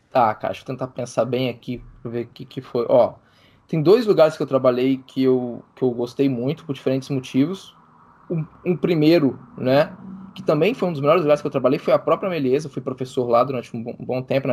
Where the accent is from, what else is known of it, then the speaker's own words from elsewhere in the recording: Minas Gerais, Brazil; moved away; eu sou de Minas Gerais, né? Morava em Minas Gerais